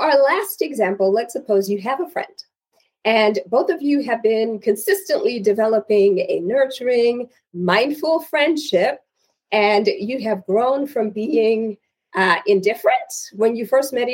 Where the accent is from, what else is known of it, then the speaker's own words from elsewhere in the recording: Zimbabwe; So I am originally from Zimbabwe, and in my culture, sons are the ultimate pride of fathers.